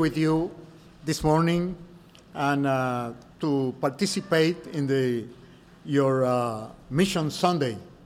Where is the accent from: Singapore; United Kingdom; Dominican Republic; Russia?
Dominican Republic; I'm from the Dominican Republic.